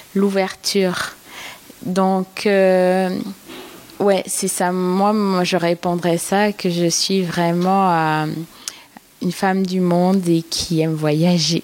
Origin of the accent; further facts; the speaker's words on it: Martinique; moved away as an adult; now in Montreal, Canada; Parce que j'ai immigré au Québec il y a sept ans. Et j'adore mon pays. je viens de la Martinique